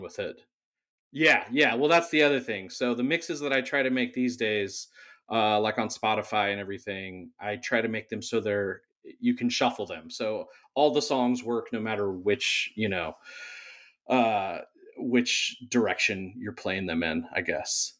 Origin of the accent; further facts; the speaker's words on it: Whittier, California, United States; also born or lived in San Diego; now in Long Beach, United States; I grew up in Whittier.